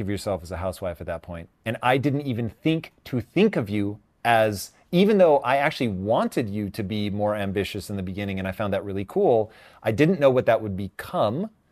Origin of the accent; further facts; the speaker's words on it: Tacoma, Washington, United States; growing up in Tacoma, Washington